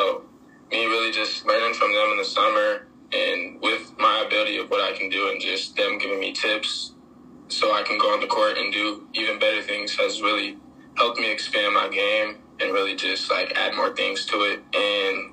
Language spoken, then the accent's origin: English; San Antonio, Texas, United States; I was from San Antonio